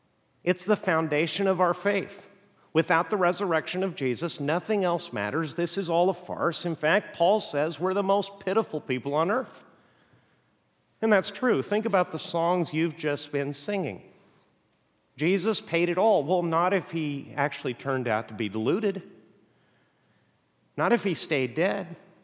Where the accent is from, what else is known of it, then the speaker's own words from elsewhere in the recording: Mexico; I grew up in Mexico. My parents are missionaries.